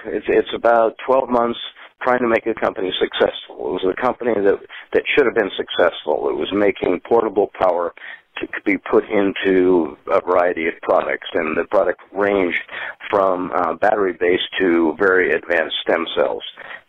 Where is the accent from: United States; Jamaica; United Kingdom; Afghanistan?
United States; Spokane, Washington; now in San Francisco Bay Area, United States; I was originally from Spokane, Washington, but I found a sinecure here of people that share that philosophy.